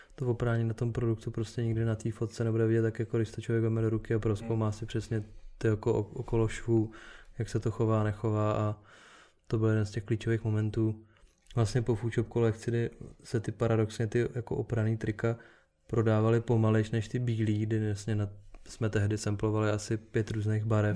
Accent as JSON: {"language": "Czech", "country": "Czechia", "said": "u nás v Čechách"}